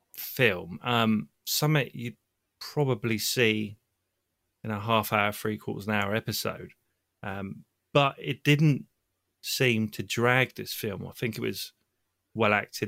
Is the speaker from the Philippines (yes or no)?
no; Southampton, South East England, United Kingdom; I'm from Southampton, England